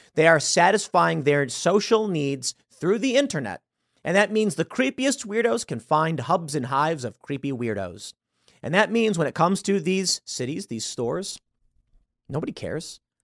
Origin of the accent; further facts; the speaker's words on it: Chicago, Illinois, United States; moved away as an adult; also born or lived in New York / Los Angeles / Miami / Seattle; I grew up in Chicago